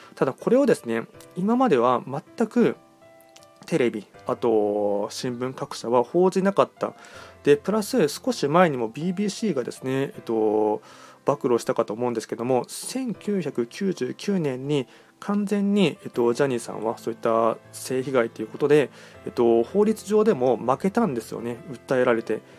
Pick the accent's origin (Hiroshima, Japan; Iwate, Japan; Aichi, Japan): Aichi, Japan; 僕も愛知県出身